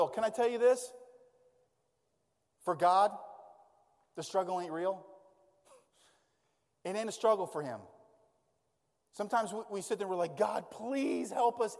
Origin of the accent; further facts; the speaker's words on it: Maine, United States; we grew up in Maine. So we grew up in the great outdoors